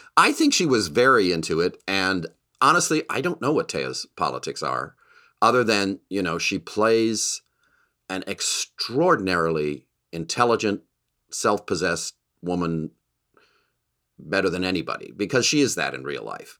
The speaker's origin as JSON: {"language": "English", "country": "Canada", "tie": "born or raised there", "moved": "yes", "said": "I grew up in Canada"}